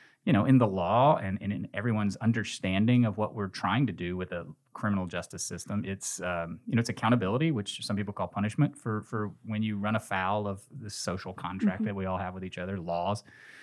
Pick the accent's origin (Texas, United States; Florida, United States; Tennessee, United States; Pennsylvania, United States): Tennessee, United States; Nashville; now in Memphis, United States; I came here from Nashville, from Middle Tennessee, okay. to go to Rhodes College and went to law school here.